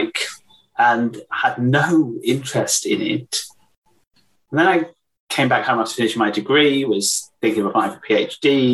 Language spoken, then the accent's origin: English; West Wales, United Kingdom; So I grew up in West Wales by the sea